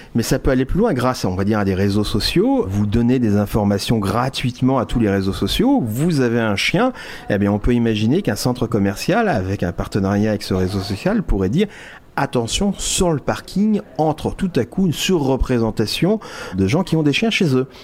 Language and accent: French; France; On est français.